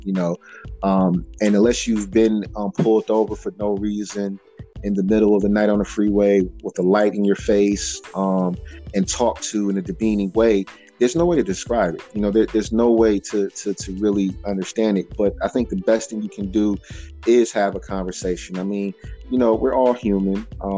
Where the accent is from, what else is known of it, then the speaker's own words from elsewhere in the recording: Ohio, United States; I was born in Ohio